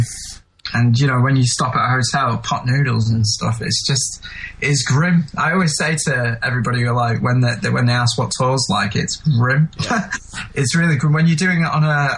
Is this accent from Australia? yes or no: no; England, United Kingdom; as an English person